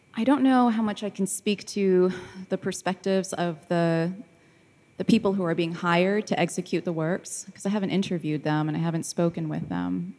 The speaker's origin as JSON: {"language": "English", "country": "United States", "moved": "as an adult", "lives_now": "London, United Kingdom", "said": "as an American who then, uh, has moved to London for work"}